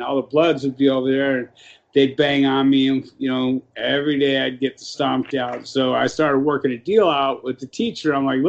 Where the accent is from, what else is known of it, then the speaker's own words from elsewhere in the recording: Los Angeles, California, United States; I grew up in South Central, right? So it was a lot of blacks in my area